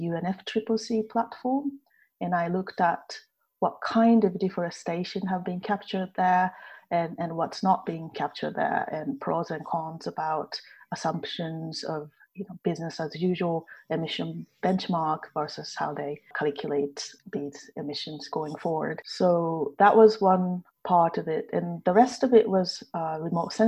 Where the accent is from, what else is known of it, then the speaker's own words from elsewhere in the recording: Japan; moved away as an adult; now in Edinburgh, United Kingdom; I'm originally from Japan